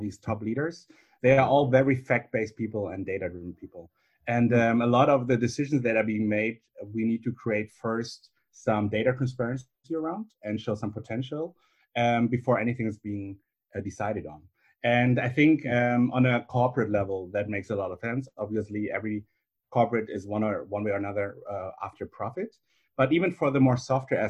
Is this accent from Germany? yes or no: yes; Germany; also born or lived in Beijing, China; my parents are from China. I grew up in Germany